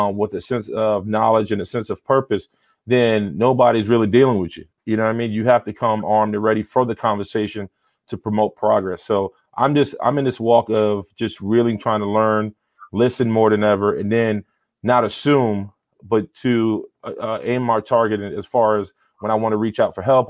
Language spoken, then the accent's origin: English; New York City, New York, United States; I'm from the South Bronx, New York, born and raised.